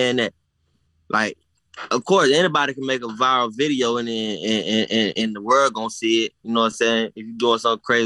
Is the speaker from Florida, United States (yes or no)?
yes; Lake City, Florida, United States; I started out, like, doing shows in my hometown